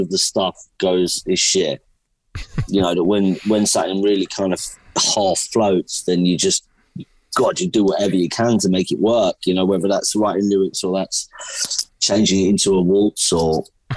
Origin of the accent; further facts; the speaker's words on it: London, United Kingdom; I'm a singer-songwriter from London, England